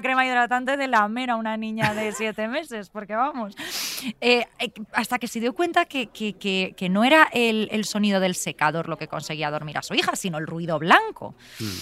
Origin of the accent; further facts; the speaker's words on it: Alfafar, Valencian Community, Spain; gritamos mucho en alfafar